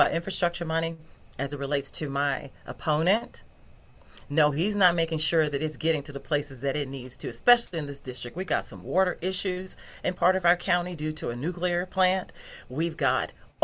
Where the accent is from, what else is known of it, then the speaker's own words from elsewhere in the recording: Newberry, South Carolina, United States; I grew up in Newberry